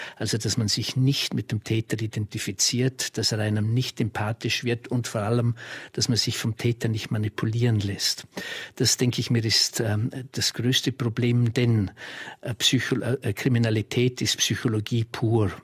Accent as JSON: {"language": "German", "country": "Austria", "said": "bei uns in Österreich"}